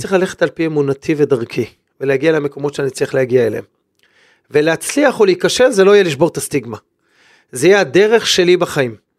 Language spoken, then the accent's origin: Hebrew; Israel; כאן גדלתי